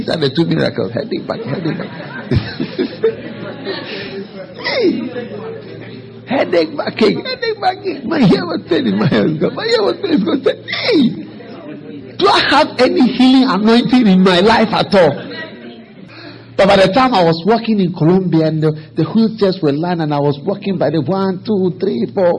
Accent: Ghana; I'm bringing greetings from Ghana

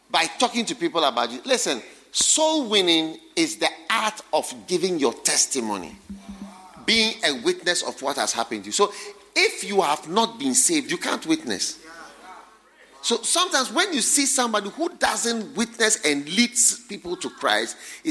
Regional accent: Ghana; when I grew up in Ghana

